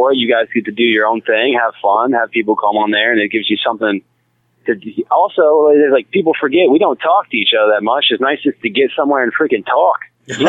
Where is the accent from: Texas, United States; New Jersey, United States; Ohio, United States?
Ohio, United States; moved away as an adult; also born or lived in Columbus, Ohio / Virginia; now in Charlotte, United States; I'm from Ohio. I'm an Ohio boy. I'm a small town kid, man. My neighbors were Amish